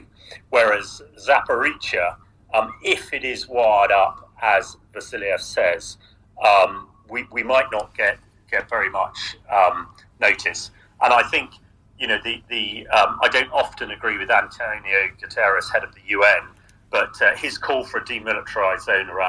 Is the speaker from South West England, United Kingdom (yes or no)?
yes; Salisbury, South West England, United Kingdom; my hometown, in fact, Salisbury, where I'm talking to you from today.